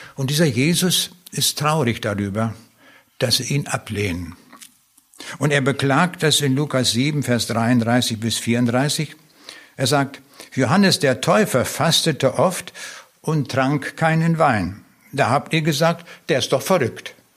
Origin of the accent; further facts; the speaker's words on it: Lüchow, Lower Saxony, Germany; also born or lived in East Prussia / Föhr, Schleswig-Holstein; dann haben wir im Wendland gewohnt also hier im äußersten Zipfel von Niedersachsen. Und dann bin ich in Lüchow zur Schule gegangen